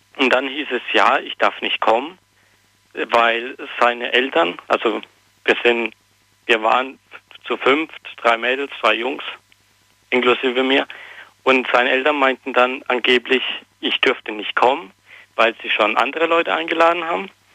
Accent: near Potsdam, Brandenburg, Germany; Ich komme aus Neuling, also bei Potsdam in der Nähe

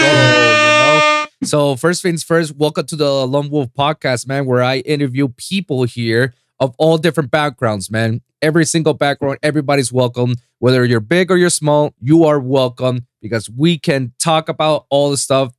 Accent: Puerto Rico; I'm from Puerto Rico, you know. My language yeah. over there is English and Spanish.

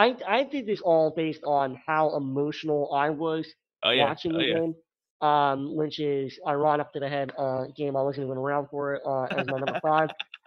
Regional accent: Maryland, United States; And I grew up in Maryland

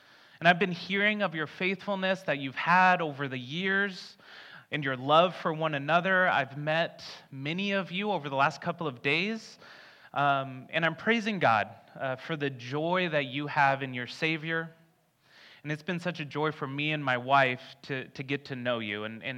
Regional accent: Tucson, Arizona, United States; So I grew up in Tucson, Arizona, in the desert. The water that you have here is very different to me, but I'm getting used to it.

